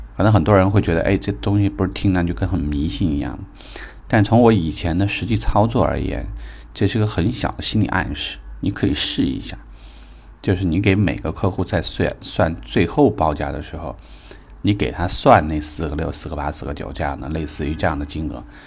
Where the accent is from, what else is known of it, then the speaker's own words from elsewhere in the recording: China; 我们是中国人